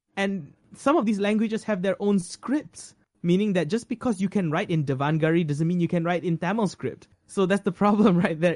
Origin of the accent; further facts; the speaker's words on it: Malaysia; I am a Malaysian